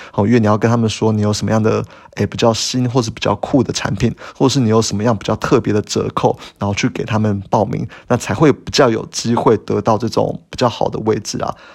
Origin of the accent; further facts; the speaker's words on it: Taiwan; 我们台湾人